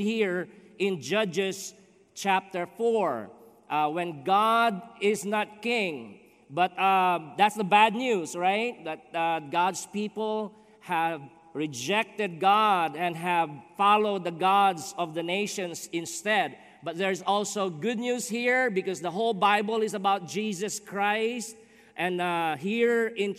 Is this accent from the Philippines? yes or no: yes; Philippines; moved away as an adult; also born or lived in Dyer, Indiana; now in Chicago, United States; I'm from the Philippines